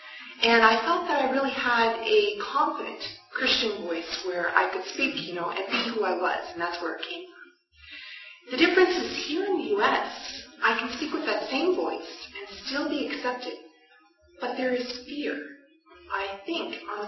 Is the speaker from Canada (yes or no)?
yes; Canada; moved away as an adult; now in United States; I have all my education in Canada.